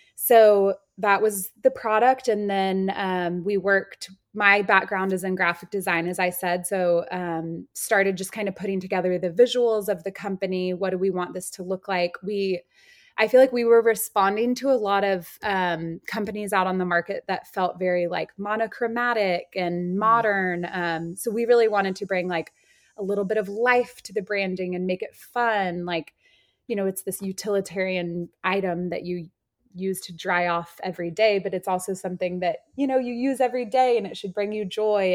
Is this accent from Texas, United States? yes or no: yes; Austin, Texas, United States; I grew up in Austin, Texas.